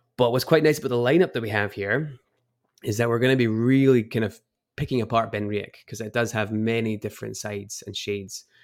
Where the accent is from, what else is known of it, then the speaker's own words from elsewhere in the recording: Edinburgh, Scotland, United Kingdom; moved away as an adult; now in United States; I grew up in Edinburgh and moved over to the States about, uh, five years ago now